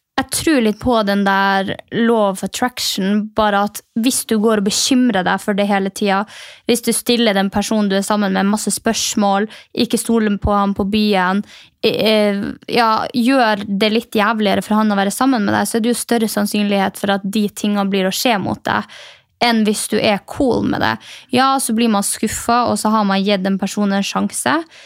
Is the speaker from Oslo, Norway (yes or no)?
no; Mehamn, Finnmark, Norway; moved away; fra Mehamn, der jeg kommer fra